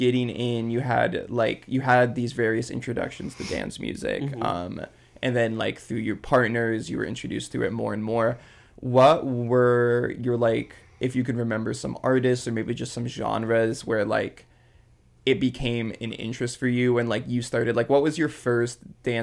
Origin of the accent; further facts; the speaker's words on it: Hawaii, United States; moved away as an adult; also born or lived in Santa Cruz, California; So I grew up in Hawaii. And I came out to Santa Cruz